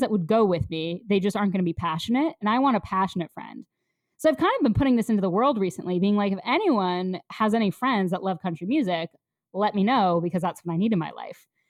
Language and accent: English; Connecticut, United States; now in New York City, United States; I grew up somewhat nearby in Connecticut